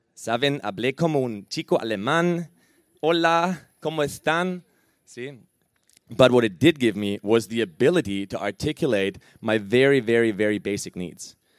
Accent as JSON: {"language": "English", "country": "Germany", "moved": "yes", "said": "I'm originally from Germany"}